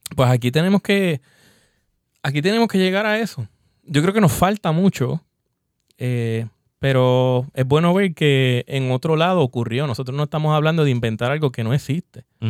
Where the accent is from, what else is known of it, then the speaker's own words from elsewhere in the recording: Puerto Rico; nosotros queremos aquí como brewers puertorriqueños